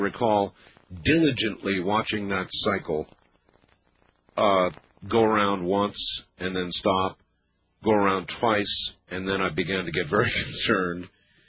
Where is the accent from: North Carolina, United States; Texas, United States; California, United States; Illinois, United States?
North Carolina, United States; born there; even though I was born in North Carolina. I've been more or less all over the country, but never in the real deep South